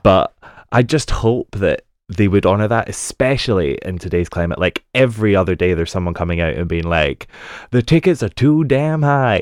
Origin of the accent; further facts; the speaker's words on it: United Kingdom; being a Brit